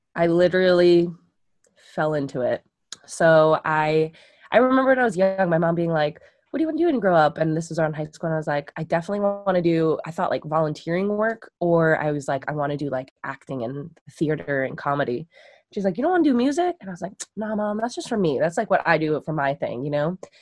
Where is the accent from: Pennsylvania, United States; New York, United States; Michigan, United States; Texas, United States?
New York, United States; Long Island; I grew up on Long Island, so there's the beach and everything